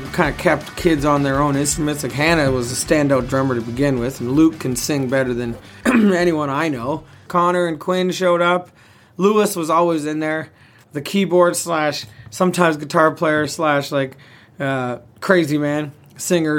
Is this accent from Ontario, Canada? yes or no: no; Yukon, Canada; I'm from the Yukon.